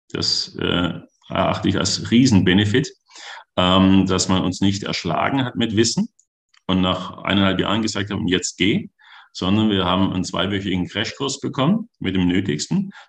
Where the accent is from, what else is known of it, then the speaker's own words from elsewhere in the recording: Baden-Württemberg, Germany; Da bin ich Schwabe durch und durch.